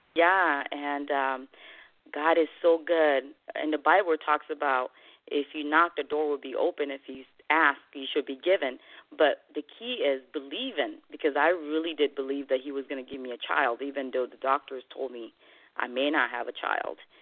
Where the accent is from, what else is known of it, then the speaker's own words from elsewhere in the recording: Côte d’Ivoire; English is a second language; moved away as an adult; also born or lived in Guinea; now in United States; I was born in West Africa, Guinea, and raised nice. in Ivory Coast